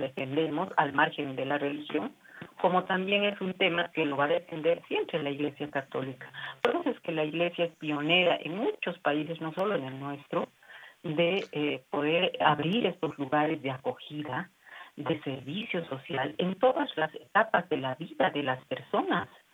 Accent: Bolivia; para nosotros, como bolivianos

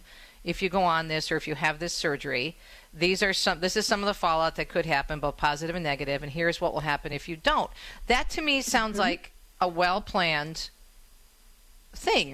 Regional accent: Michigan, United States; my home state of Michigan

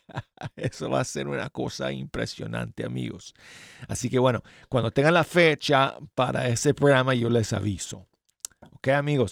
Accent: Spain; accent: Spanish from Spain; con el acento español de España

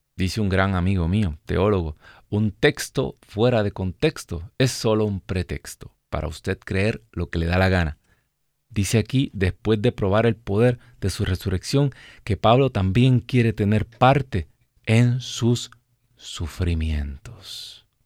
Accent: Puerto Rico; moved away as an adult; also born or lived in New Jersey, United States; now in Alabama, United States; Nosotros salimos de nuestro país, de Puerto Rico

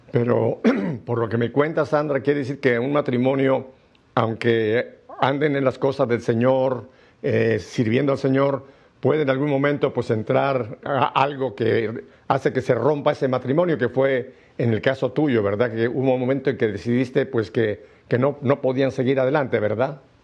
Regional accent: Mexico City, Mexico; Yo soy chilango de lo que llaman Ciudad de México ahora, antes era Distrito Federal

